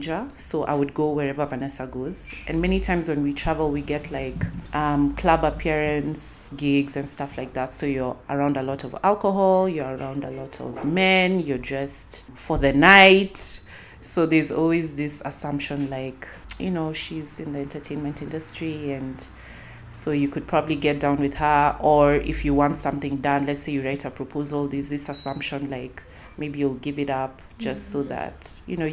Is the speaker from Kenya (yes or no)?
yes; Nairobi, Kenya; I'm from Nairobi, Kenya.